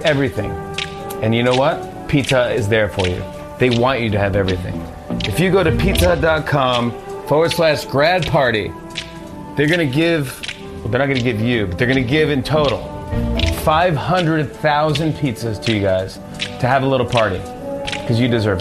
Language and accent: English; New York, United States; I'm from New York, born and raised in New York